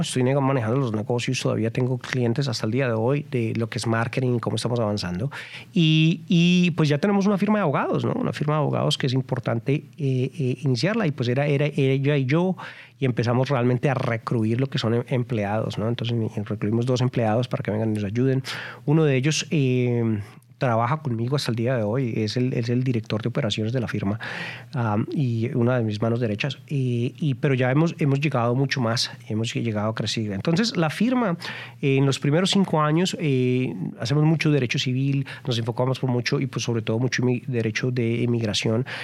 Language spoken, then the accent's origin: Spanish; Colombia; moved away as an adult; also born or lived in Texas, United States; now in United States; yo vine de Colombia yo soy colombiano emigrante colombiano y yo llegué muy joven